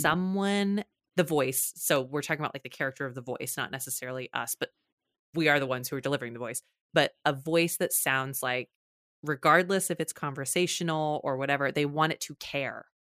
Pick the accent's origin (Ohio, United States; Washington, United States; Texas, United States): Texas, United States; I'm from Texas